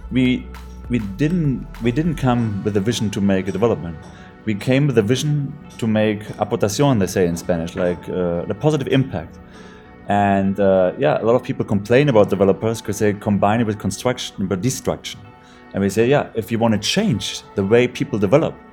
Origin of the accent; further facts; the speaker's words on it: Germany; So since I came out from Germany, I loved um, to use this technology. In Germany, we just had the problem there is not enough sun